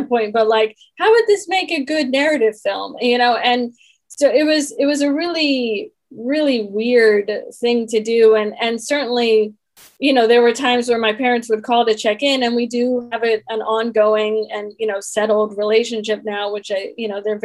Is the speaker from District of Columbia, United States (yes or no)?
yes; Washington, District of Columbia, United States; I grew up in Washington, D.C. when … was based there